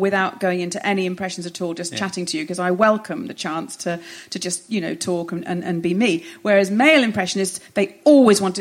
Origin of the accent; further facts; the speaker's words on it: Hoylake, North West England, United Kingdom; I grew up in Hoylake. Yes, in the northwest on the Wirral